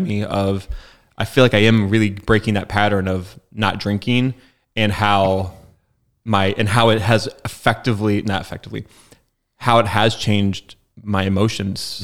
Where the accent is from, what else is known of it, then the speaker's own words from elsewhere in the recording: Spokane, Washington, United States; I'm from Spokane. It's my hometown and, like, I didn't leave.